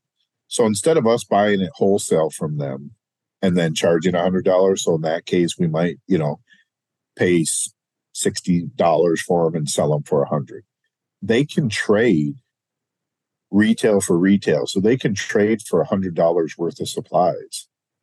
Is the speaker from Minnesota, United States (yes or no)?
yes; Melrose, Minnesota, United States; I grew up in Melrose, Minnesota. It's central Minnesota, a small German farming community, a couple thousand people